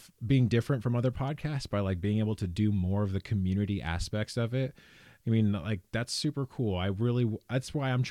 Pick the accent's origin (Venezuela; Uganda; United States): United States; California; born and raised in California